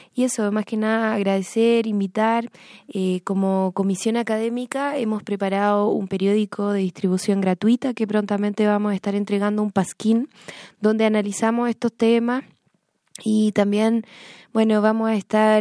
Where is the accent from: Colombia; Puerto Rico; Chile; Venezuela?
Chile; moved away; todos los chilenos que estamos en el exterior